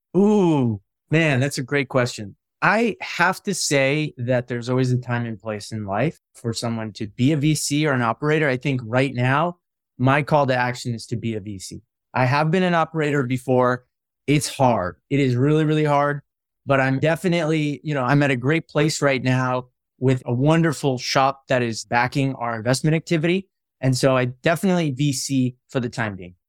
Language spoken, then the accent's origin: English; Midwest, United States; I grew up in the Midwest